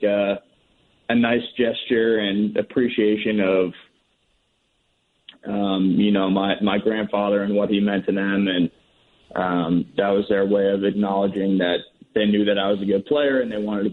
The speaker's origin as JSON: {"language": "English", "area": "Red Sox hometown", "region": "Massachusetts", "country": "United States", "tie": "born or raised there", "said": "my hometown team"}